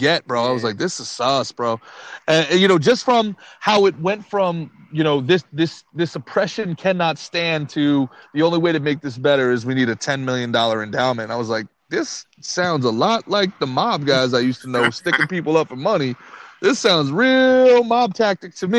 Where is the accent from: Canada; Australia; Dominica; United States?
United States; Northeast; I grew up in the Northeast